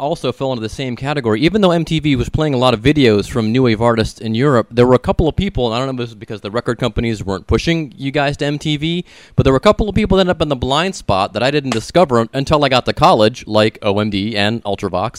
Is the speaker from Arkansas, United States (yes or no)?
no; Mentor, Ohio, United States; I'm from Mentor